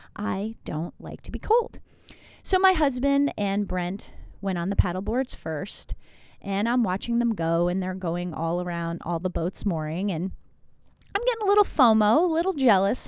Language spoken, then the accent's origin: English; New Jersey, United States; moved away; also born or lived in Iowa; Yes, I'm from New Jersey, went to school in Iowa